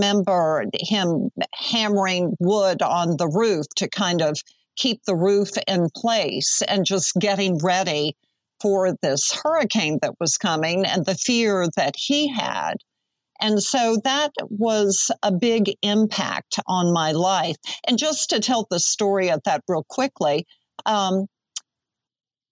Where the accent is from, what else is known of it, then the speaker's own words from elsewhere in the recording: New Orleans, Louisiana, United States; growing up in New Orleans, weather was always a part of my life